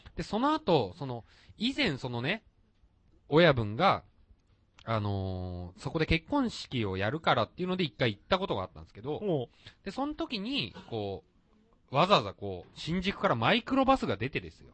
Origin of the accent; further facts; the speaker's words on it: Nagasaki, Japan; now in Tokyo, Japan; 俺は例えば長崎の杉の田舎から出てきてさ